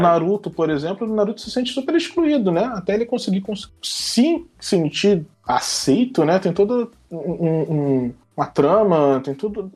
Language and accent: Portuguese; Brazil; nós brasileiros